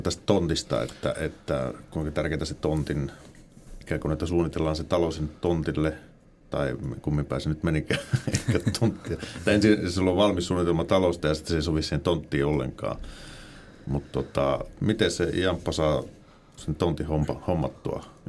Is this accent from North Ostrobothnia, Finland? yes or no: yes; Oulu, North Ostrobothnia, Finland; minua vanhaa oululaista